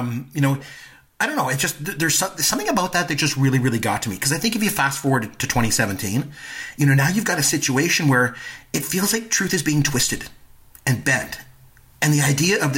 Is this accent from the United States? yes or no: no; Canada; I'm Canadian